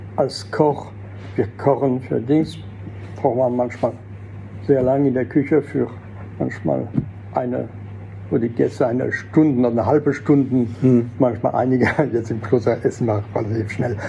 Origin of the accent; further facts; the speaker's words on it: Alsace, Grand Est, France; first language French; German is a second language; moved away as an adult; also born or lived in Fribourg, Switzerland / Salzburg, Austria; als französische Muttersprache, weil ich bin vielleicht im Elsass geboren, habe nie das Dialekt kennengelernt. Meine Eltern stammen aus Nord- und Mittelfrankreich